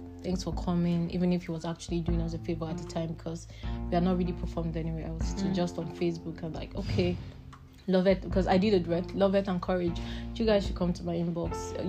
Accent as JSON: {"language": "English", "region": "Imo", "country": "Nigeria", "said": "Imo State, Nigeria."}